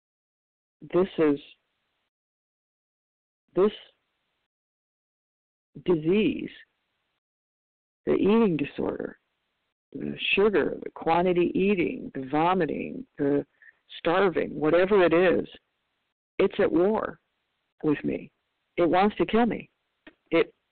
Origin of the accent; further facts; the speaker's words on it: Michigan, United States; now in California, United States; I'm from Michigan originally